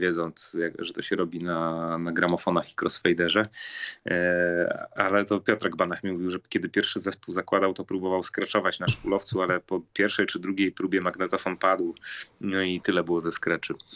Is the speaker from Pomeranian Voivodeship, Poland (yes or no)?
no; Katowice, Silesian Voivodeship, Poland; Akademii Muzycznej z mojego rodzinnego miasta, czyli Katowic